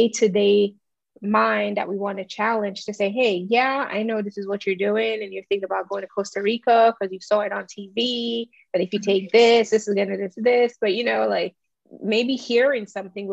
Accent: Jamaica; I'm Jamaican

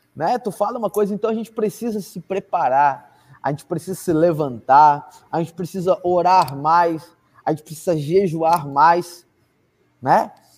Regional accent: Novo Hamburgo, Rio Grande do Sul, Brazil; Eu sou de eu sou eu sou de Novo Hamburgo, cara, sou de Canudos, cara. Galera Galera aqui do sul sabe o que que é isso, mano, É, Moro lá, moro em Canudos

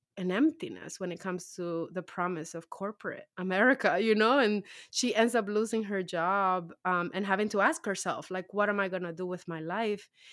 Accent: New York City, New York, United States; also born or lived in Dominican Republic; now in New Jersey, United States; I grew up in Harlem

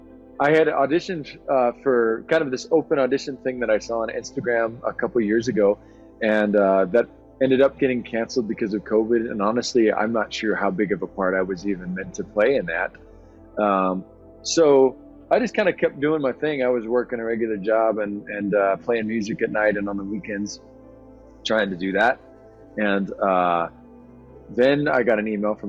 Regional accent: Southwest, United States; my background, kind of growing up in the Southwest

